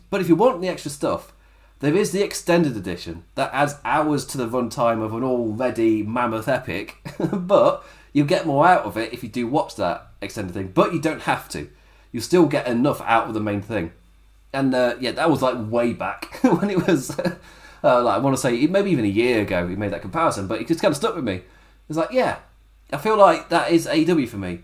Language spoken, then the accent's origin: English; England, United Kingdom; I'm English as well